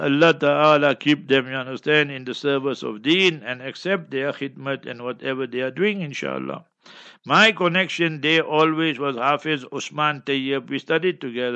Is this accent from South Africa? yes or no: yes; Heidelberg, Gauteng, South Africa; Heidelberg, my hometown